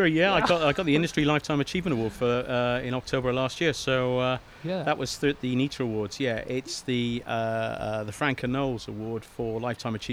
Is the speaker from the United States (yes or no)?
no; Cardiff, Wales, United Kingdom; moved away as an adult; now in England; I'm from Cardiff uh, and uh, came down here, fell in love with the place, went to uni